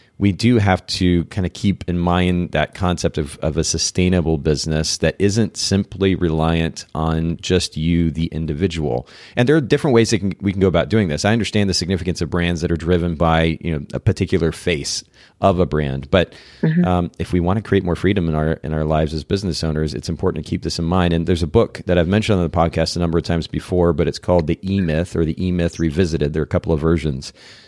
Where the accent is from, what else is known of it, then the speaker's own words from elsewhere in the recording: Japan; So I grew up in Japan.